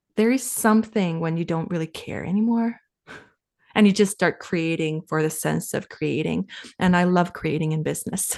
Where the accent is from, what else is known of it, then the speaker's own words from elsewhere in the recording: Finland; moved away as an adult; now in Canada; I'm from Finland, and we, we left for Canada